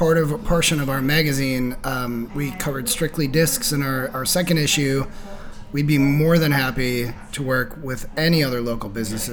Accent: Madison, Wisconsin, United States; I'm a Northside guy. I grew up on the Northside. I went to East High School.

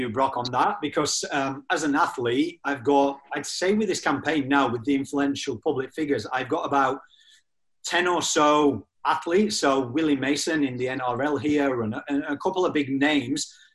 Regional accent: England, United Kingdom; moved away; also born or lived in Australia; Mine's a little bit all over the spot because I'm originally from England, but lived in Australia for 17 years.

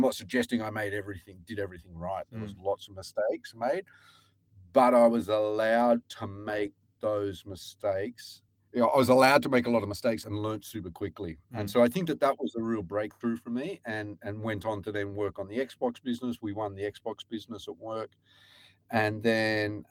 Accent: Newcastle, New South Wales, Australia; moved away as an adult; also born or lived in Sydney / Japan; now in Europe; I went to the University of Newcastle and I grew up in Newcastle

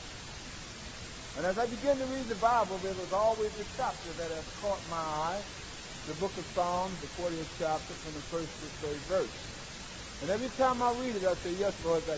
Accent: Philadelphia, Pennsylvania, United States; moved away as an adult; now in California, United States; I was born in Philadelphia, Pennsylvania a few years ago

